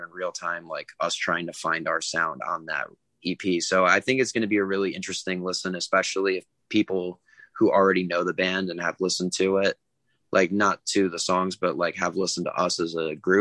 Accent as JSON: {"language": "English", "region": "New England", "country": "United States", "said": "I'm from New England."}